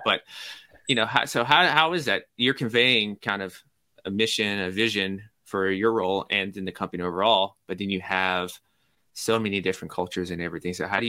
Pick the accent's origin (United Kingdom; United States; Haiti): United States; Nashville, Tennessee; also born or lived in New York; So I'm from Nashville, but I lived in New York for a year during grad school. And yeah. When I came back to Nashville, I still had my New York mentality on.